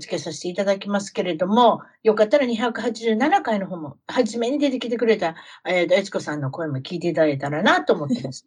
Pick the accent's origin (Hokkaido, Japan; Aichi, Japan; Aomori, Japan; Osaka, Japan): Osaka, Japan; now in United States; 私自身は大阪